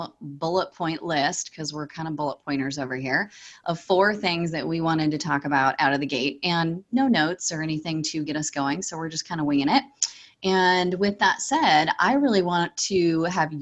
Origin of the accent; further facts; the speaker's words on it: Pacific Northwest, United States; I'm from the Pacific Northwest